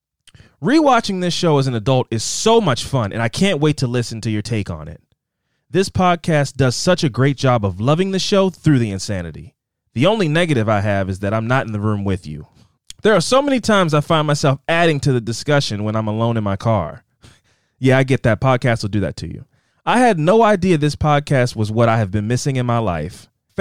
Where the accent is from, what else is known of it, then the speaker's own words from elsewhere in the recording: North Carolina, United States; I was there for the beginning of Dawson's Creek, senior year of high school, and it was filmed in my home state of North Carolina.